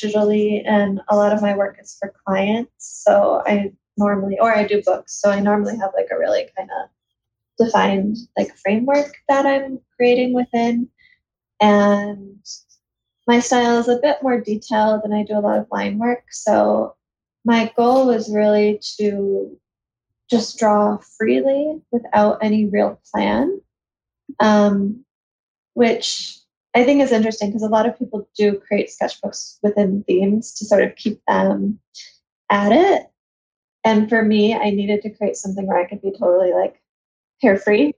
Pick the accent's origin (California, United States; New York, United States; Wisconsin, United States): New York, United States; Buffalo; I'm from Buffalo, New York, and there wasn't much of an illustration scene